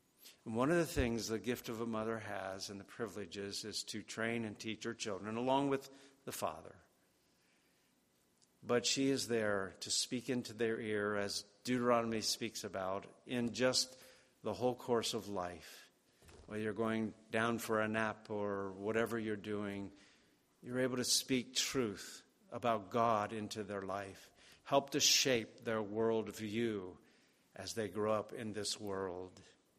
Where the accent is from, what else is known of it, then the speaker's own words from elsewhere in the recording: New York, United States; This week I received some photos from our old neighbors where I grew up out in Westchester.